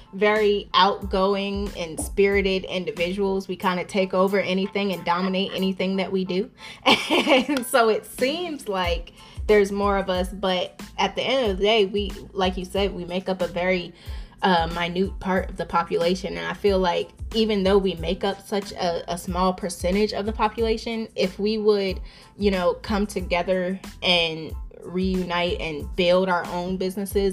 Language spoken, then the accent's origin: English; Virginia, United States; moved away as an adult; also born or lived in New York; now in Dallas, United States; I'm from New York originally, and then I moved down to Virginia.